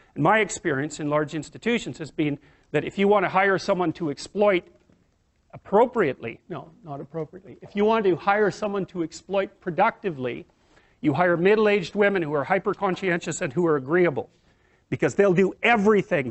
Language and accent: English; Canada; being a Canadian